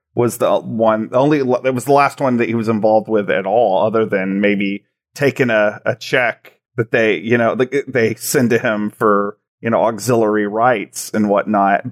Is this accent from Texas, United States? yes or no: yes; Graham, Texas, United States; the town I actually grew up in is called Graham